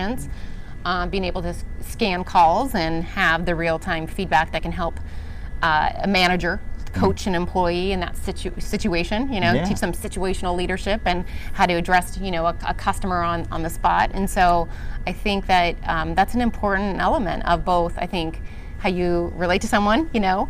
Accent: Seattle, Washington, United States; I'm from Seattle

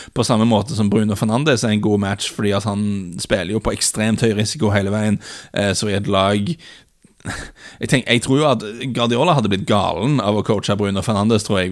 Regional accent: Norway

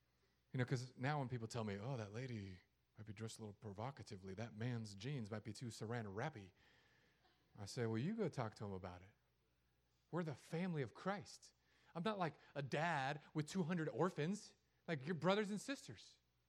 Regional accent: San Diego, California, United States; also born or lived in Hawaii / Los Angeles; because I grew up in San Diego, Hawaii, Los Angeles, and here. That's it. I've only lived in beach cities.

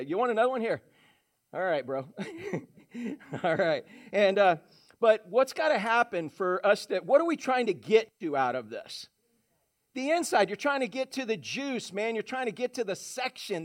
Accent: Orlando, Florida, United States; when I grew up in Orange County, Florida, in Orlando

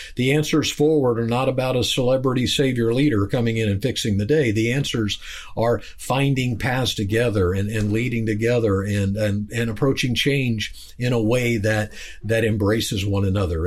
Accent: Kansas, United States; I'm from Kansas.

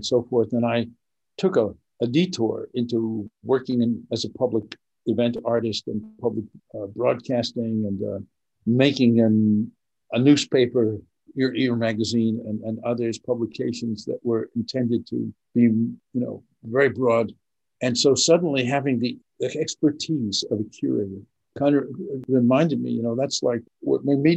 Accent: Vermont, United States; the University of Vermont, my home state

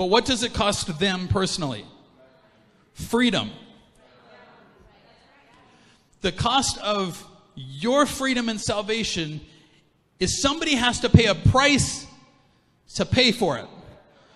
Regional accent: Canada; I'm like a 1, 2, 3, third generation Canadian

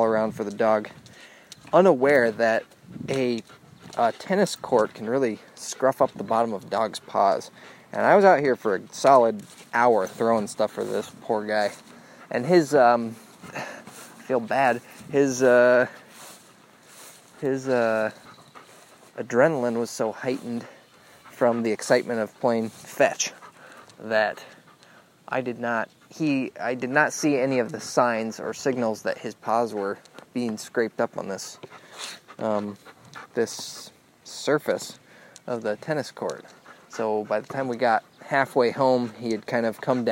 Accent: West Lafayette, Indiana, United States; now in Marquette, United States; the parks and neighborhood that I grew up in West Lafayette in Indiana

